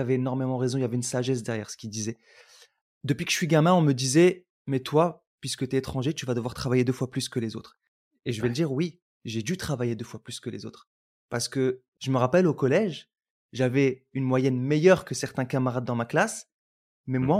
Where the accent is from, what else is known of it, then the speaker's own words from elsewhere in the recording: Roubaix, Hauts-de-France, France; also born or lived in Algeria; j'ai grandi à Roubaix, je suis venu à la base d'Algérie, puis j'ai grandi à Roubaix